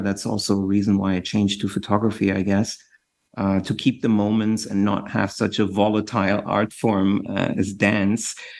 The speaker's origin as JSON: {"language": "English", "town": "Düsseldorf", "region": "North Rhine-Westphalia", "country": "Germany", "tie": "born or raised there", "said": "I was born in Dusseldorf uh, in Germany, West Germany"}